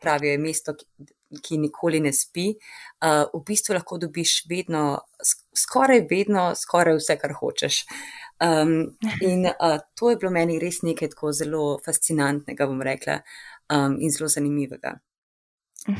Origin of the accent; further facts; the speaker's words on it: Ljubljana, Slovenia; moved away as an adult; now in New York, United States; kjer sem odraščala v Ljubljani